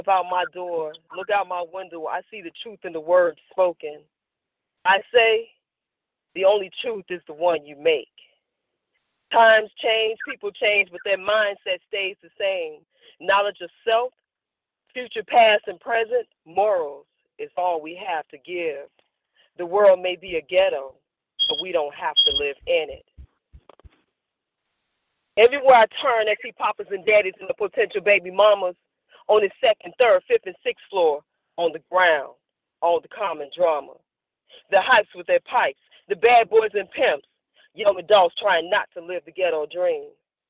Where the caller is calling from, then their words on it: Gary, Indiana, United States; I'm calling from Gary, Indiana.